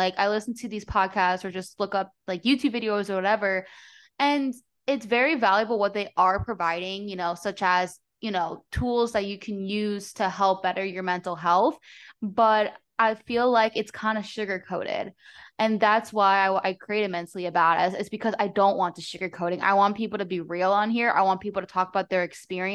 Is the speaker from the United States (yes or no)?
yes; New Jersey, United States; now in Florida, United States; when I grew up in New Jersey